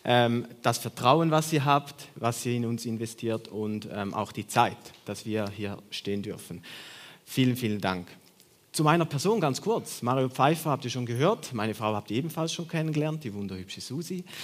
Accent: Switzerland; Ich bin Schweizer.

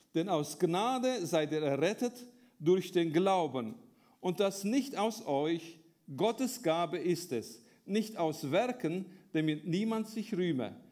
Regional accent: Romania; moved away as an adult; now in Germany; ich bin in Rumänien geboren, äh, habe dort zur Zeit vom Kommunismus gelebt, als Deutschstämmiger

